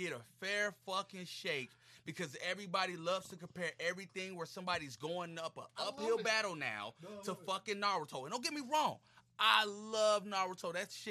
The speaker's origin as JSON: {"language": "English", "town": "Chicago", "region": "Illinois", "country": "United States", "said": "I'm from Chicago."}